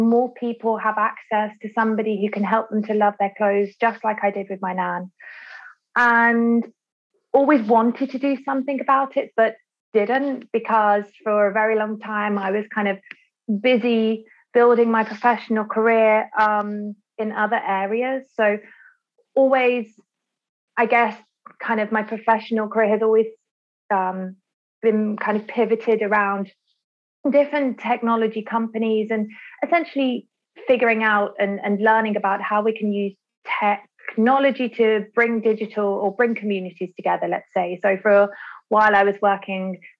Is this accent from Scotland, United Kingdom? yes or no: no; Birmingham, West Midlands, United Kingdom; I was born and raised in Birmingham, England